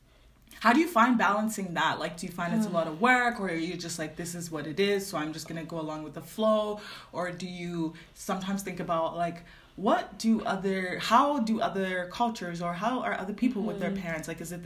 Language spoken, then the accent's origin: English; Nigeria; We're just using Nigerian because we're both Nigerian.